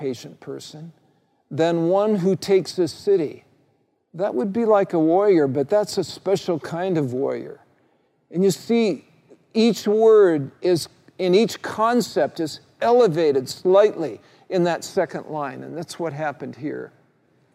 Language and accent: English; United States; Being a red-blooded male growing up in the United States of America